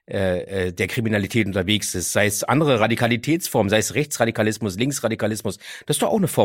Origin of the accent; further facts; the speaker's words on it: Berlin, Germany; bin auch aufgewachsen in Kreuzberg und Neukölln. Ja. Also insofern ist mir so, so die ganze Gegend natürlich auch ein Zuhause.